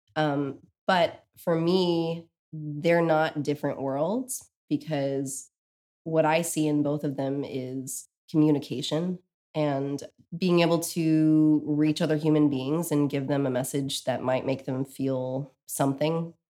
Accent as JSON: {"language": "English", "region": "Texas", "country": "United States", "tie": "born or raised there", "moved": "as an adult", "lives_now": "Brooklyn, United States", "said": "I grew up in Texas"}